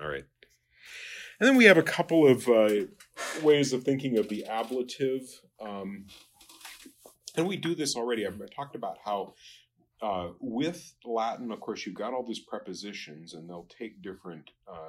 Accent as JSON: {"language": "English", "country": "Japan", "tie": "born or raised there", "said": "I was noticing, you know, I grew up in Japan, and in Japanese, nai is a negation."}